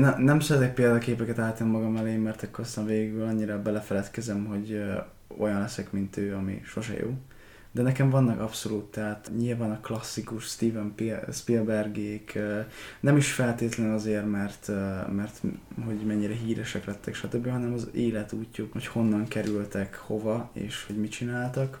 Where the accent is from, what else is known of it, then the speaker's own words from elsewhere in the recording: Békéscsaba, Békés, Hungary; moved away; Békés Csabán születtem